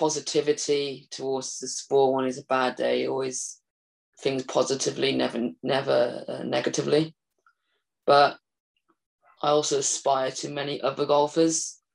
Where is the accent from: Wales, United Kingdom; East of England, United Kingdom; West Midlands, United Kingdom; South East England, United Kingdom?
Wales, United Kingdom; Aberystwyth; Wales, my home country